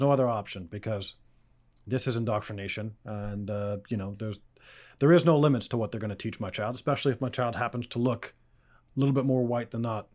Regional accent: Canada; as a Canadian

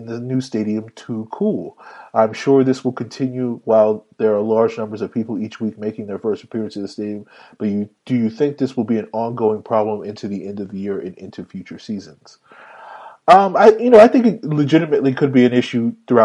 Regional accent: Virginia, United States; moved away; I grew up in Virginia.

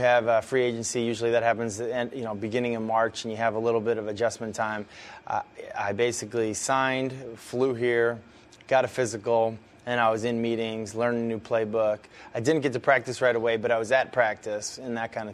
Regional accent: Boston, Massachusetts, United States; now in Tennessee, United States; I grew up in Boston

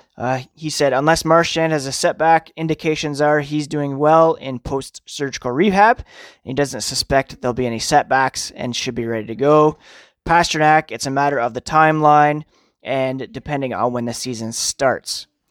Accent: Canada; as a Canadian, I grew up watching Hockey Night in Canada

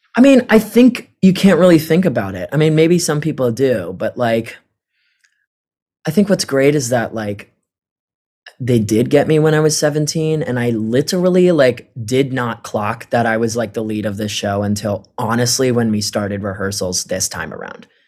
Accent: Chandler, Arizona, United States; now in New York, United States; not a lot of people come out from A, Chandler, Arizona and do, like, Broadway.

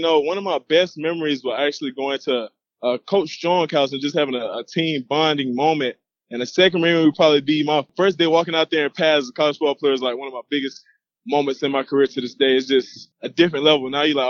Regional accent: Georgia, United States; And I have a lot of cousins, family all in Georgia. We're from Georgia, so it worked out perfect. I still got family here.

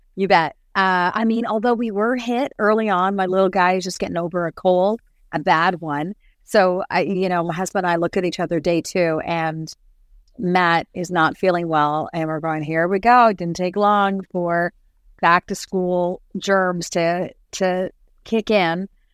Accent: Toronto, Ontario, Canada; also born or lived in Ottawa / Cape Breton / Barrie; I found my way back home to the area where I grew up

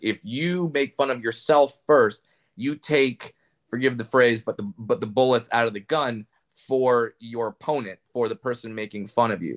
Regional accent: Orange County, California, United States; I grew up in Orange County, California

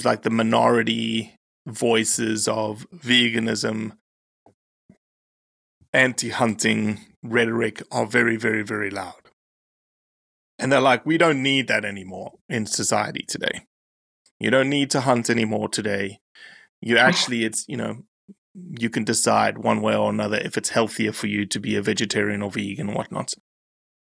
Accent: Johannesburg, Gauteng, South Africa; also born or lived in Kruger National Park; I grew up in Joburg, right? 8.5 million people

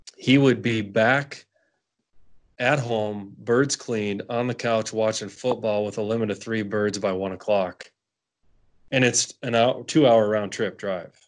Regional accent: Western North Dakota, United States; I grew up hunting mule deer um, in the Badlands of Western North Dakota

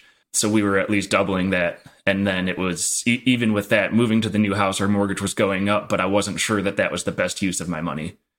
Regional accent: Midwest, United States; It's values that I grew up in the Midwest have very, very what I would consider the stereotypical Midwest parents

